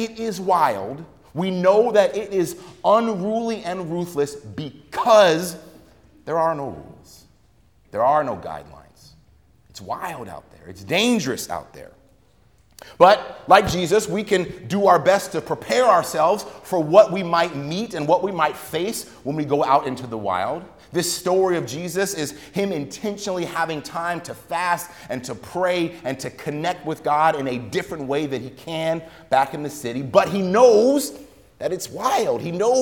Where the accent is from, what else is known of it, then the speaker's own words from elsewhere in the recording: United States; as a child growing up in America